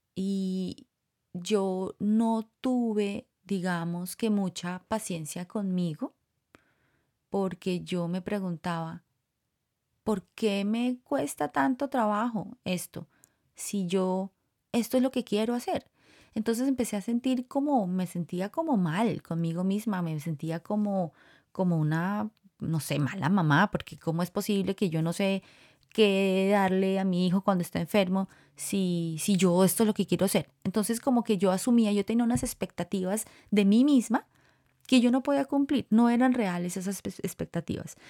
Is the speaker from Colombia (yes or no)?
yes; Colombia; moved away as an adult; also born or lived in Costa Rica; now in United States; Los dos somos colombianos y salimos de Colombia para Costa Rica.